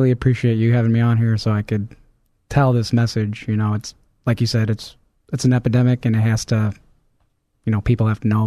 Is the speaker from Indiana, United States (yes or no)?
yes; Hobart, Indiana, United States; Uh, Hobart, Indiana.